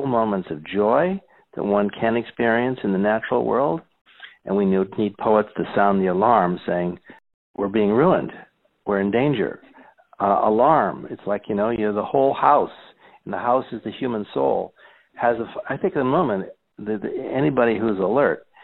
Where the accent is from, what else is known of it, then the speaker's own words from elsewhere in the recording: Scranton, Pennsylvania, United States; I grew up in Scranton, Pennsylvania